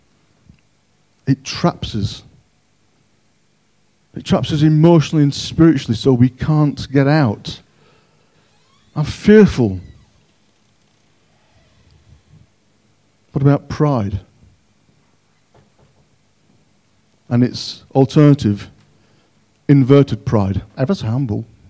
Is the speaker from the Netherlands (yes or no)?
no; Yorkshire and the Humber, United Kingdom; now in Cockermouth, United Kingdom; I'm a Yorkshireman.